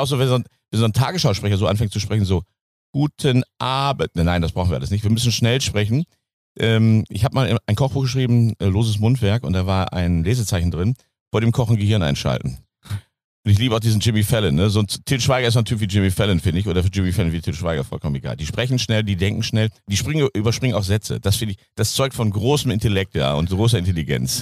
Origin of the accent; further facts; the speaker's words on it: North Rhine-Westphalia, Germany; Als Ostwestfale, wir sind ja Teutonen